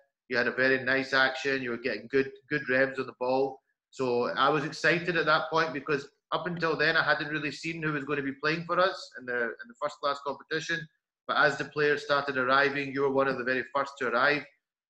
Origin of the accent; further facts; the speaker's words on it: Scotland, United Kingdom; I come over from Scotland.